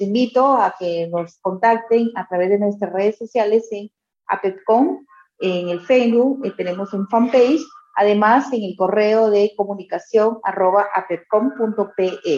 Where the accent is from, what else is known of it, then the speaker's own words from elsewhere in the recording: Trujillo, La Libertad, Peru; quien te habla vive también en provincias, soy de Trujillo, la capital de la eterna primavera